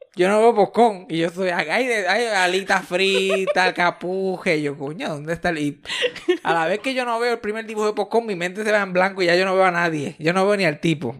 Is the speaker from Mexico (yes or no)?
no; Mayagüez, Puerto Rico; Mi amiguito de Río Caña él y yo somos del mismo barrio. Él, yo y Eugenio María de Hosto somos de Geocaña, Mayagüez, Puerto Rico